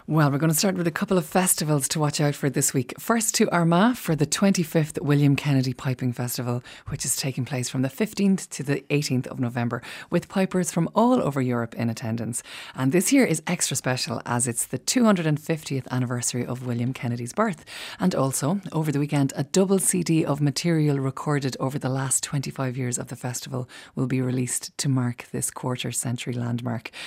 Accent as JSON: {"language": "English", "town": "Tullamore", "region": "County Offaly", "country": "Ireland", "tie": "born or raised there", "said": "my hometown of Tullamore"}